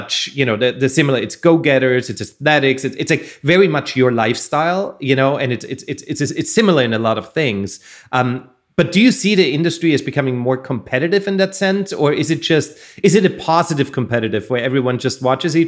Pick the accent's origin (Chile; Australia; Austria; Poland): Austria; now in Southern California, United States; I come from Austria